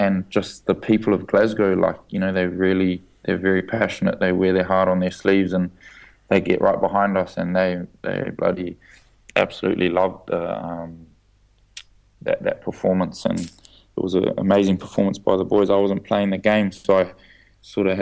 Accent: Auckland, New Zealand; growing up in Auckland, I was a little white guy

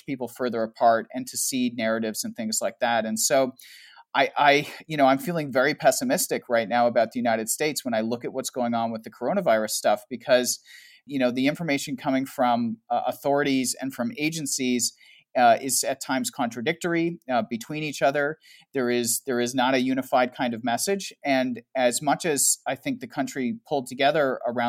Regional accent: Canada; also born or lived in Toronto; so I'm Canadian. And I live in Toronto

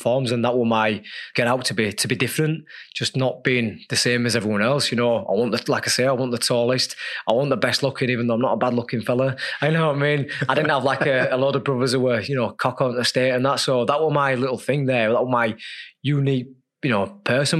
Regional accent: Leeds, Yorkshire and the Humber, United Kingdom; as a kid growing up in Leeds on you know a council estate

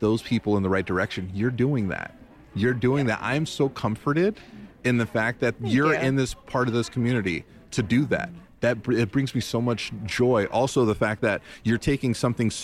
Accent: New York City, New York, United States; moved away; I was born in Little Puerto Rico, a.k.a. New York City

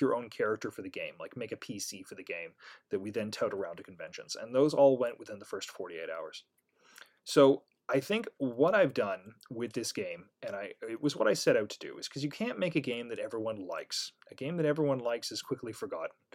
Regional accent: Canada; I'm Canadian

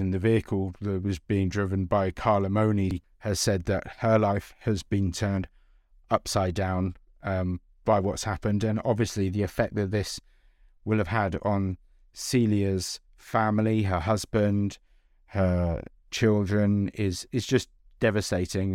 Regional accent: London, United Kingdom; I grew up in London

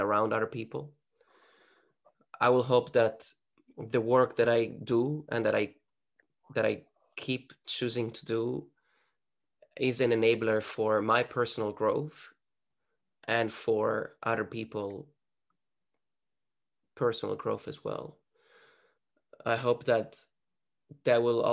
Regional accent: northern Italy, Italy; moved away; the place that I was born in Northern Italy

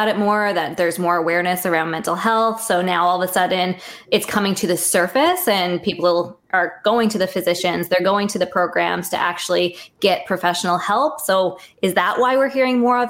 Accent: Canada; I'm a Canadian dietitian

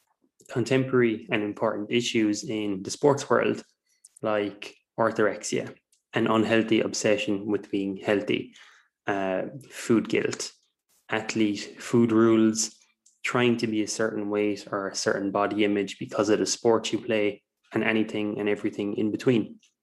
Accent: Ireland; I'm from Ireland, if you can't tell by my accent. It's a pretty neutral accent, to be fair.

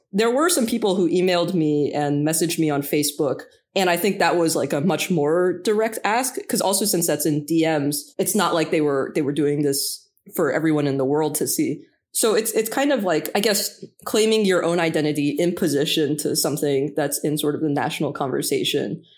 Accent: Boston, Massachusetts, United States; I'm from Boston

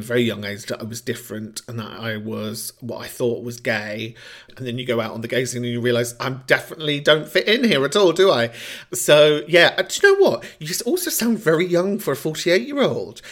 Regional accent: London, United Kingdom; where I grew up in Camden

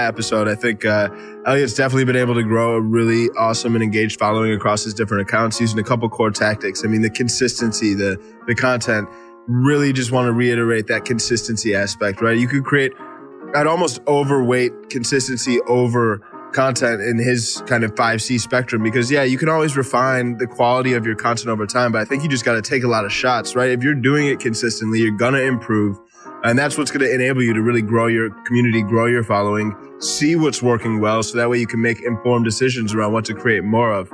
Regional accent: Chicago, Illinois, United States; I grew up in Chicago

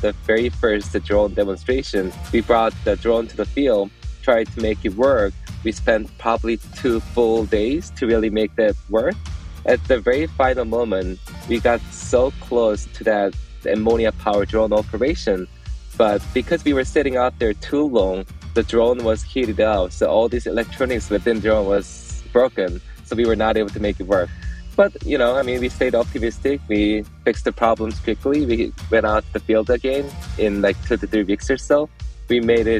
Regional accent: South Korea; moved away as an adult; now in United States; I was born and raised in South Korea and came to the States for my graduate study back in 2011

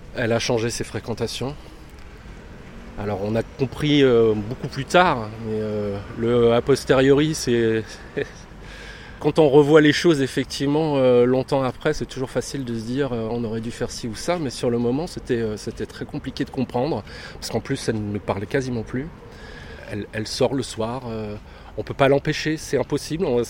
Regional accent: Lozère, Occitania, France; also born or lived in south of France; now in Paris, France; Je suis originaire de Lozère

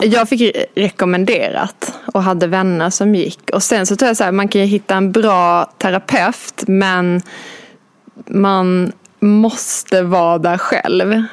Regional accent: Skåne, Sweden; moved away as an adult; now in Stockholm, Sweden; jag kommer från Skåne. Jag eh, flyttade till Stockholm för 11-12 år sedan

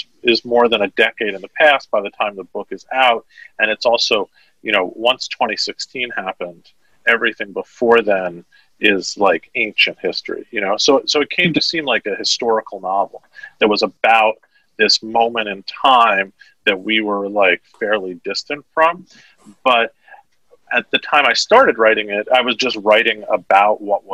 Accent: New York City, New York, United States; I grew up in Manhattan

